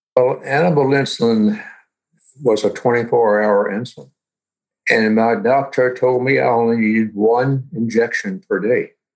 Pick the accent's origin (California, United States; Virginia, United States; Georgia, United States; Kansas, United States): Virginia, United States; Roanoke; now in Kingston, United States; I live in Kingston, New York but I was born in 1939 in Roanoke, Virginia